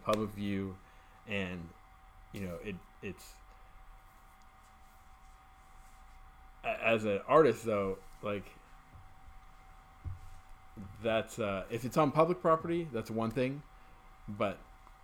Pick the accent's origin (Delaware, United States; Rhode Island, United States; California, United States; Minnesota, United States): California, United States; Orange County; now in Pittsburgh, United States; I'm born and raised in Orange County, California